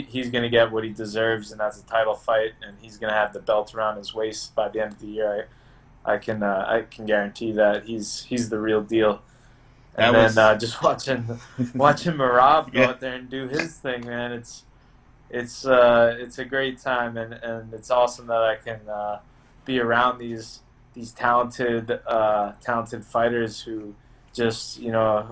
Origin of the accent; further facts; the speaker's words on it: Long Island, New York, United States; moved away as an adult; also born or lived in Tampa, Florida; I grew up in Long Island, so, you know, that's always home